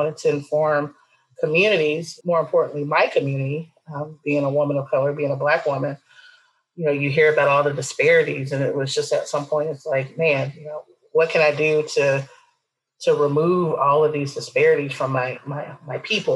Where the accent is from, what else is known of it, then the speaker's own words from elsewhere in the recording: Wichita, Kansas, United States; I've lived in Kansas my whole life